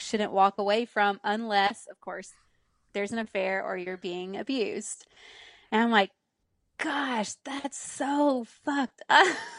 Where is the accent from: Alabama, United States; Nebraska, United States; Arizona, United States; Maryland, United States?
Alabama, United States; Pleasant Grove; moved away as an adult; also born or lived in Birmingham, Alabama; now in Nashville, United States; Alabama, born and raised.